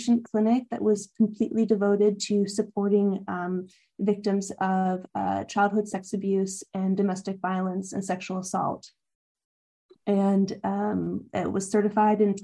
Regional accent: Spokane, Washington, United States; moved away as an adult; now in New York, United States; I grew up in Washington State.

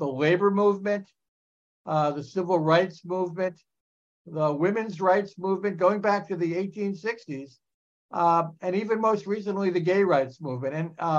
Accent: New Jersey, United States; New Jersey.

